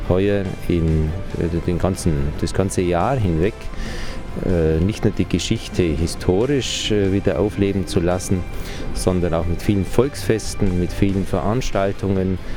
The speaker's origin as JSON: {"language": "German", "town": "Kempten", "region": "Bavaria", "country": "Germany", "tie": "born or raised there", "said": "Kempten ist meine Heimatstadt"}